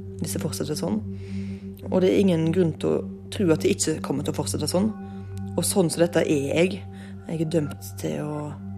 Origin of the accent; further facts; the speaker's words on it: Ølen, Vestland, Norway; Ølen, der jeg kommer fra.